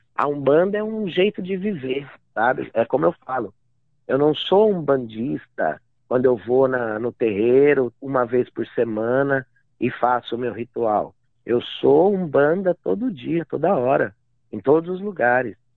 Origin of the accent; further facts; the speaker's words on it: Amparo, São Paulo, Brazil; moved away as an adult; also born or lived in Itapira / Praia Grande; now in Mount Maunganui, New Zealand; daí eu fui pra, pra ali pro interior, ali do lado mesmo, uma cidade chamada Amparo, vivi dezesseis anos em Amparo.